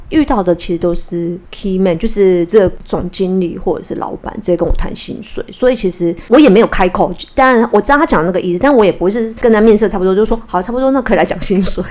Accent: Kaohsiung, Taiwan; 我是高雄人

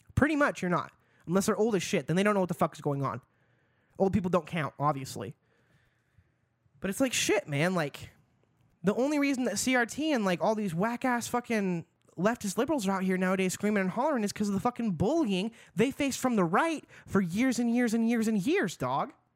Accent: Idaho, United States; also born or lived in Seattle; now in Boise, United States; I grew up in Idaho

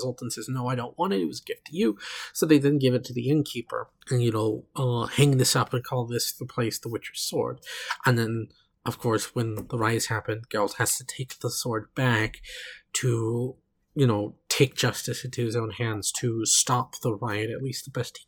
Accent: Oklahoma, United States; I come from Oklahoma.

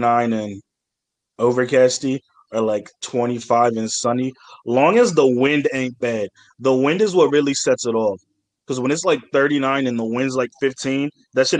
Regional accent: Virginia, United States; also born or lived in Georgia; I'm from Georgia. Spent most of my life in Virginia

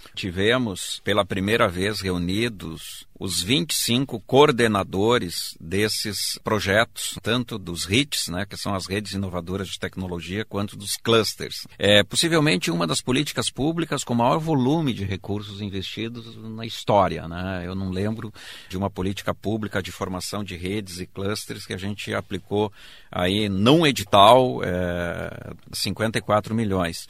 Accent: Erechim, Rio Grande do Sul, Brazil; moved away as an adult; also born or lived in Porto Alegre; Eu sou do interior, de Erechim

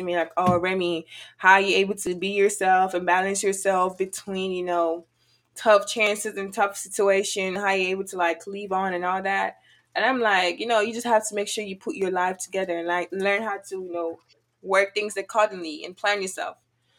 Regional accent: Houston, Texas, United States; also born or lived in Nigeria; now in Prairie View, United States; I actually grew up, well, I lived in Nigeria first before, okay. Yeah, before I came over to the United States. And then I lived in Houston, Texas, or Sugarland, Texas, all my life. And then I moved over here. Now I'm in Prairie View.

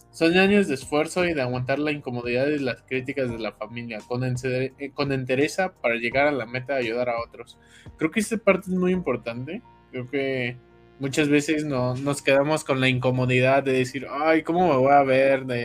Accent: Querétaro, Mexico; Todos somos de aquí de Querétaro.

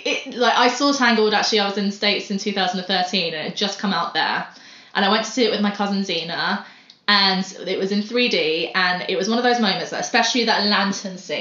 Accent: United Kingdom

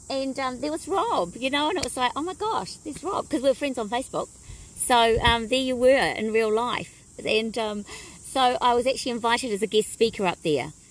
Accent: Blenheim, Marlborough, New Zealand; born there; Okay, so born in Blenheim, um, Dad was in the Air Force, so um, lived at Woodbourne uh, Air Force

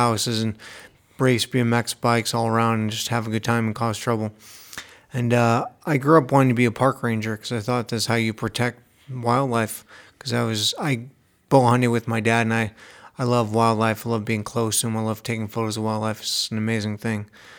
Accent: Indiana, United States; Yeah, so I grew up in Northwest Indiana, and I love being outside.

